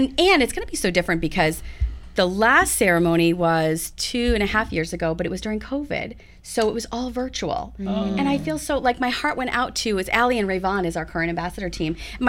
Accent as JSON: {"language": "English", "region": "New England", "country": "United States", "said": "I'm from New England"}